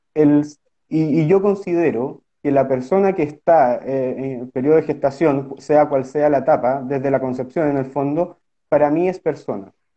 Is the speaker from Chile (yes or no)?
yes; Osorno, Los Lagos, Chile; En Osorno, que mi ciudad natal